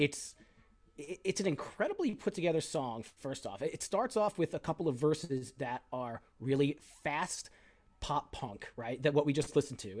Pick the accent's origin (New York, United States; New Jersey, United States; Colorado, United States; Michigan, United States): New York, United States; Long Island; moved away as an adult; also born or lived in State College, Pennsylvania; I grew up on Long Island, so I'm very familiar with the geography